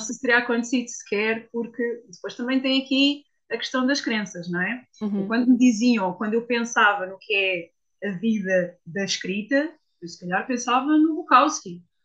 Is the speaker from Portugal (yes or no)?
yes; Portugal; also born or lived in Switzerland; achei que estava na altura de regressar a Portugal